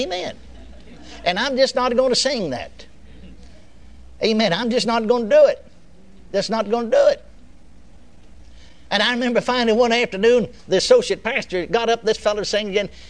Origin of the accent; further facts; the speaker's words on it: Texas, United States; I was born and raised in Texas.